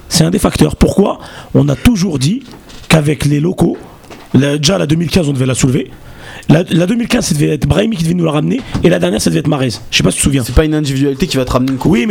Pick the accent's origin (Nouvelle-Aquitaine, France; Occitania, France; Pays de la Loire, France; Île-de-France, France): Occitania, France; Castres; Moi, je suis de Castres. En fait, je suis du même quartier